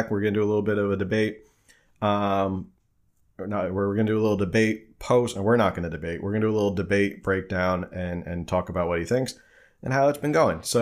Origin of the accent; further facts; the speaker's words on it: New Jersey, United States; I'm an East Coaster. I'm a, I'm from New Jersey originally, so you know people are always like, "Where did your accent go? Where did you lost your accent?"